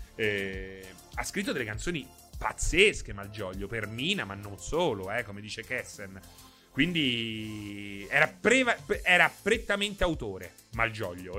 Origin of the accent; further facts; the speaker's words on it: Rome, Lazio, Italy; io so di Roma